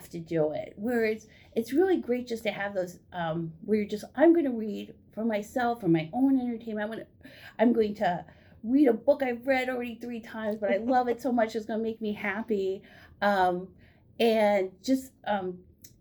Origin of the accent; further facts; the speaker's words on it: Ohio, United States; moved away as an adult; also born or lived in Madison, Wisconsin; now in Oregon, Wisconsin, United States; I'm originally from Ohio, and I came here for school